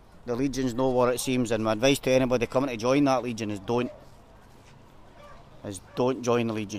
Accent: Glasgow, Scotland, United Kingdom; I'm from Glasgow.

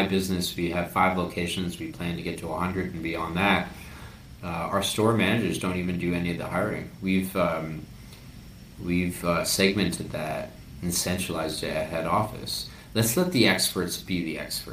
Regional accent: Canada; also born or lived in Peru; I am Canadian Peruvian.

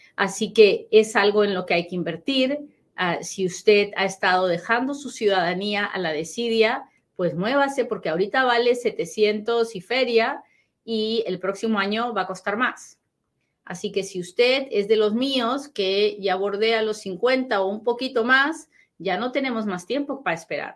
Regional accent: Peru; now in United States; he tomado la decisión de agarrarme de mis raíces peruanas

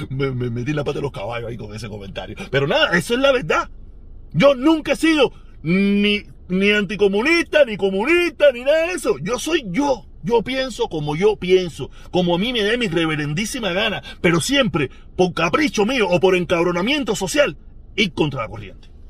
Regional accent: Havana, Cuba; born there; Yo nací en El Vedado, yo nací en La Habana. O sea, yo soy un hombre de la ciudad.

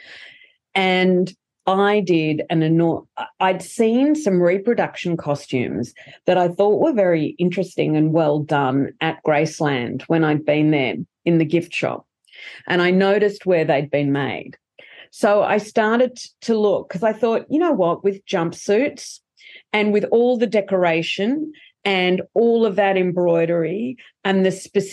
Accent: Australia; We're Australians. We're not American.

